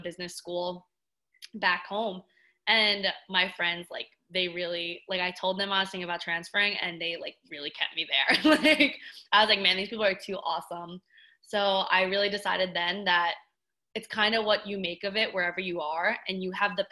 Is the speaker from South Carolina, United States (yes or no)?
no; Long Island, New York, United States; moved away as an adult; also born or lived in North Carolina; I'm from New York. I grew up on Long Island